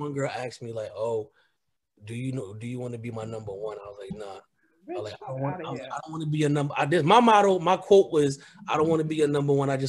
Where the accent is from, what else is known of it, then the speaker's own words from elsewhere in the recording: New Jersey, United States; I was born and raised in Jersey